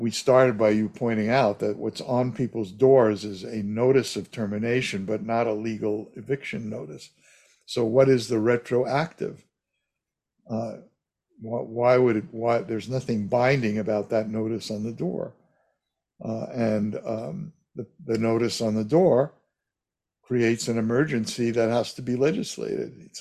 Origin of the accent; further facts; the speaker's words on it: New York, United States; now in California, United States; I grew up in New York